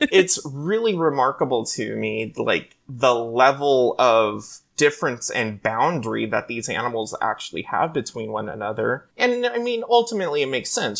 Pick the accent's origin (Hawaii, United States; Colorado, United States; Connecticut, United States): Hawaii, United States; now in California, United States; So, I grew up in Hawaii, actually, and so it was a natural part of just living on these islands